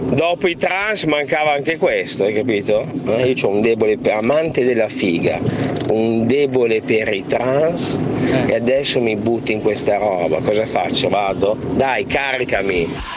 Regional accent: Piacenza, Emilia-Romagna, Italy; sono di Piacenza

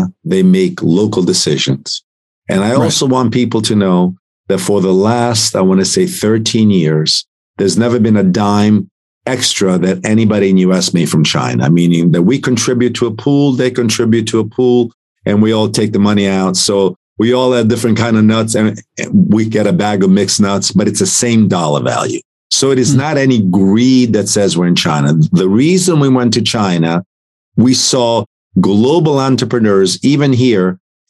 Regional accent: Italy; now in United States; and I'm an immigrant from Italy. I was given right. an opportunity in this country. I love America more than most people

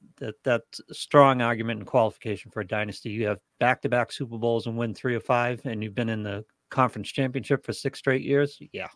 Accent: New England, United States; I'm from New England.

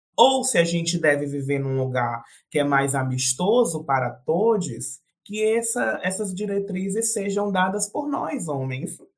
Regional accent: Northeast Brazil, Brazil; eu sou nordestina, aqui no Nordeste vira e mexe a gente fala um ditado

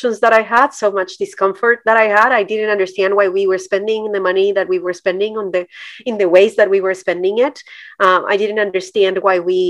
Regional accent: Colombia; moved away as an adult; now in United States; I'm Colombian. I was born and raised in Colombia

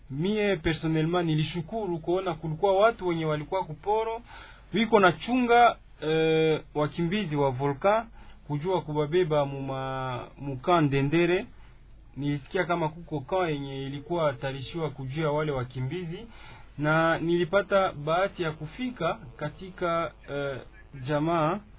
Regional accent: Goma, North Kivu, DR Congo; now in Bukavu, DR Congo; E, tulitoka Goma, tuli ilikuwa

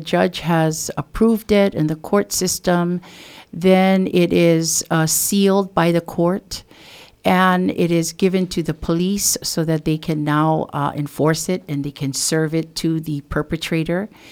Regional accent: Waimea, Hawaii, United States; I am from the Kauai Hai, Waimea area of the Big Island. And, um, I am, uh, a fourth generation of Native Hawaiian from this particular area.

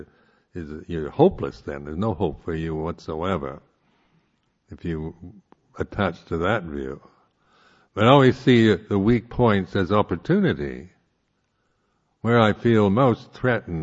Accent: United States; I am, being American, culturally an egalitarian

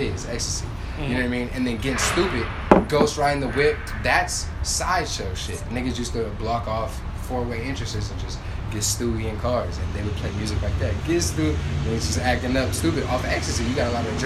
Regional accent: California, United States; I'm from California

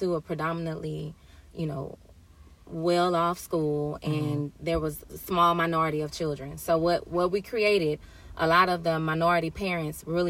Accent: Houston, Texas, United States; moved away as an adult; I'm from Houston, Texas

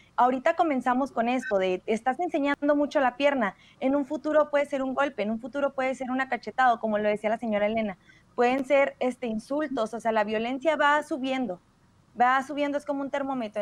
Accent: Mexico; nosotros como mexicanas

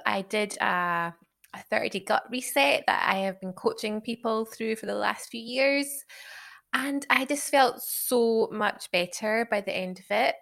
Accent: Isle of Skye, Scotland, United Kingdom; accent: Scottish; moved away as an adult; also born or lived in Glasgow; now in Sheffield, United Kingdom; I'm obviously from Scotland, as you can probably tell by the accent. Grew up on the Isle of Skye, then lived in Glasgow for a long time

